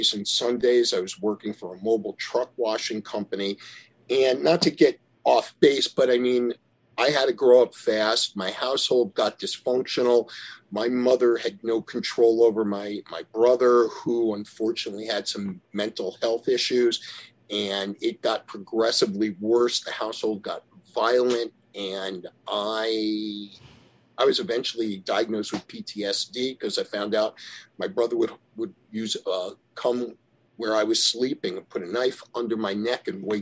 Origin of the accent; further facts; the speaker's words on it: Yonkers, New York, United States; we lived in a garden apartment in Yonkers, New York